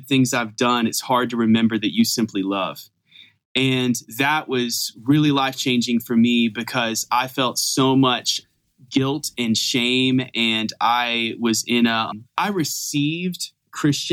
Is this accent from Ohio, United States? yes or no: no; Fayetteville, North Carolina, United States; I grew up in Fayetteville, North Carolina